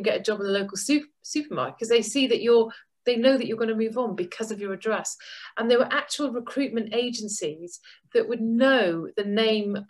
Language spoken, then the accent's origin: English; Goodwick, Wales, United Kingdom; moved away; I grew up in a small town called Goodick in Pembrokeshire in Wales